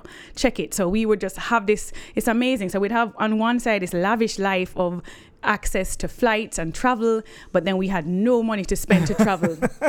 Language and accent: English; Jamaica; moved away as an adult; also born or lived in United States; I remember feeling I was different when I grew up in Jamaica.